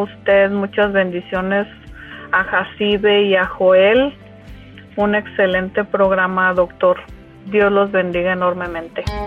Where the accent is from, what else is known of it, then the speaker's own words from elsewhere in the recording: Michoacán, Mexico; now in Indianapolis, United States; Me encuentro por ahora en Indianápolis, pero soy michoacana de corazón